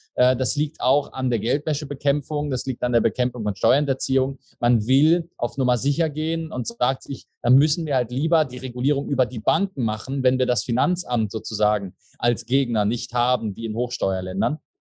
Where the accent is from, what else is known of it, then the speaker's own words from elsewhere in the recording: Berlin, Germany; moved away as an adult; also born or lived in Switzerland; now in Dubai, United Arab Emirates; gebürtiger Deutscher, Berliner, wohne seit acht Jahren in der Schweiz, jetzt seit drei Jahren auch in den Emiraten, in Dubai